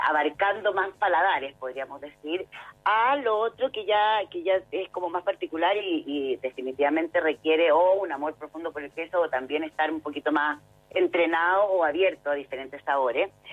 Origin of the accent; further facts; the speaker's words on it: Chile; como chileno